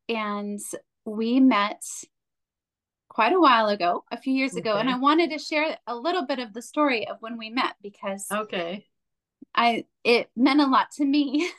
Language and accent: English; United States; now in Germany; as also an American who's married a German who's also living in Germany